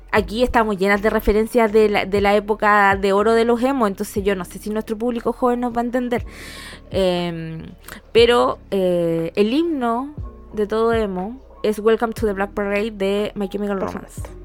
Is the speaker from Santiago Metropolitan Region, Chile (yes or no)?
no; Temuco, Araucanía, Chile; moved away; mi liceo no estaba en el centro, estaba como lejos del centro, de mi pueblito allá Temuco